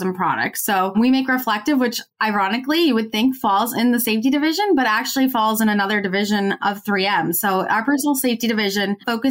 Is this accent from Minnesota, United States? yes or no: yes; Minnesota, United States; I'm originally from Minnesota, which is where 3M is headquartered